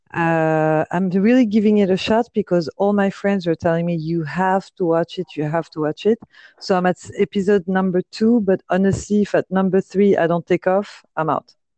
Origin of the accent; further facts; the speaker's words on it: Paris, Île-de-France, France; moved away as an adult; now in Los Angeles, United States; I grew up and uh, was raised in Paris